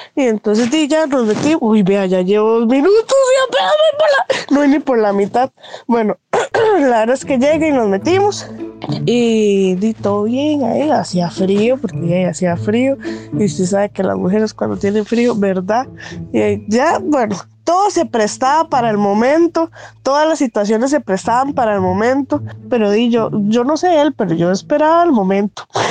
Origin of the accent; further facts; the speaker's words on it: Heredia, Costa Rica; yo soy de Heredia